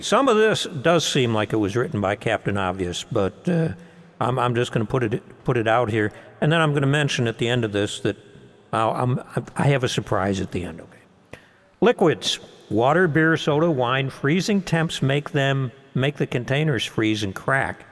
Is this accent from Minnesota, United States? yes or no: no; Buffalo, New York, United States; I'm from Buffalo